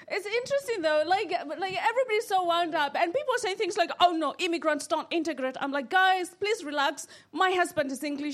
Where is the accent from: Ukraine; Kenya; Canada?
Kenya; now in United Kingdom; I'm from Kenya. I'm from East Africa.